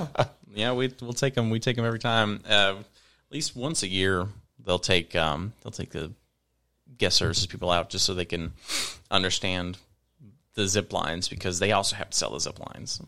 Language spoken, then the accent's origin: English; Virginia, United States; moved away as an adult; also born or lived in Northern Kentucky; now in Kentucky, United States; I'm originally from Virginia. Uh, moved up here in 2015